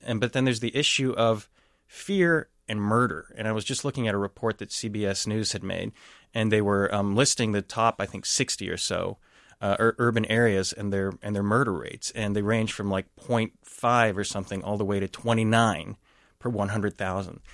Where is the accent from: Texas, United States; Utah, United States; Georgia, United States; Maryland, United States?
Texas, United States; first language English; moved away as an adult; also born or lived in Dallas, Texas; now in Saint Paul, United States; I grew up in Texas